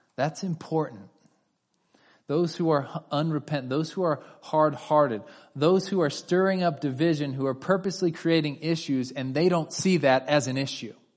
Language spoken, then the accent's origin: English; California, United States; my wife and I are both native Californians.